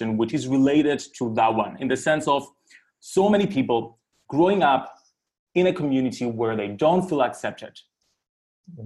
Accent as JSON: {"language": "English", "country": "Cyprus", "tie": "born or raised there", "said": "I grew up in Cyprus, which is a very small community. It's an island in the Mediterranean."}